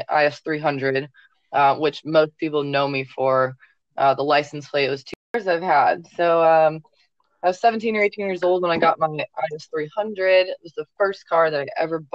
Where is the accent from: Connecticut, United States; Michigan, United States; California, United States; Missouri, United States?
Missouri, United States; Chesterfield; I'm from Missouri, Chesterfield, Missouri